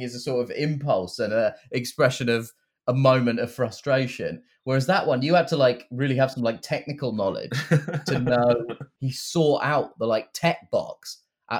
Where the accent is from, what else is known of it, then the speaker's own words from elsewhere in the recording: United Kingdom; I am a contentious figure in my home country